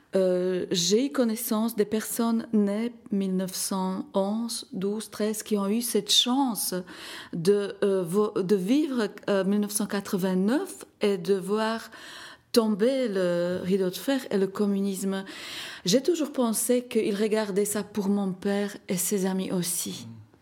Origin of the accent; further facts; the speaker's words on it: Slovakia; moved away; mon exposition organisée en Slovaquie, dans ma ville natale